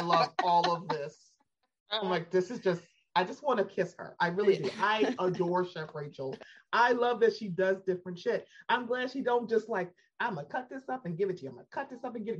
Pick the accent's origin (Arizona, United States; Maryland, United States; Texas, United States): Maryland, United States; Baltimore; I'm from Baltimore